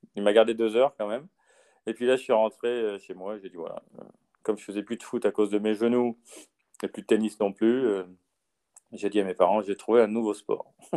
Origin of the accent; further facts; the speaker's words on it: France; chez nous en France